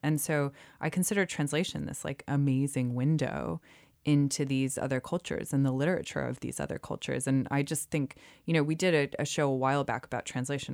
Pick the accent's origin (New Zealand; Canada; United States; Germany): United States; moved away as an adult; now in United Kingdom; I'm from the U S. I am still a U S citizen.